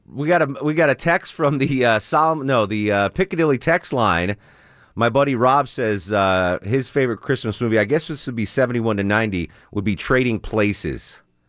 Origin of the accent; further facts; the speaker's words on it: Connecticut, United States; That's even though I'm from Connecticut, I've never seen that movie.